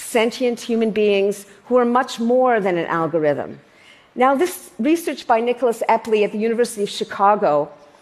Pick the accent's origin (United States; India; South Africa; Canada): Canada; I'm Canadian